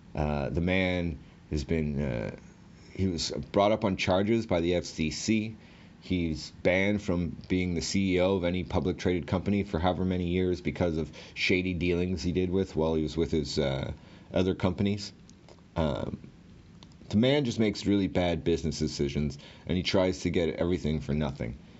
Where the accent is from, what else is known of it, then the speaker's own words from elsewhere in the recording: Ottawa, Ontario, Canada; I'm from Ottawa